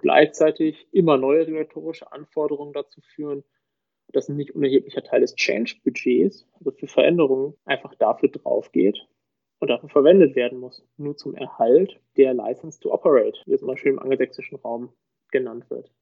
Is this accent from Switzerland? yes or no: no; Münster, North Rhine-Westphalia, Germany; moved away as an adult; also born or lived in Osnabrück; now in Munich area, Germany; gebürtig aus Münster. Man hört, ich bin nicht aus Süddeutschland.